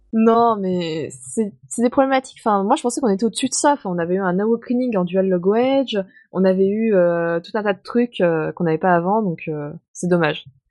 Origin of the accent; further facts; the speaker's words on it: France; je suis française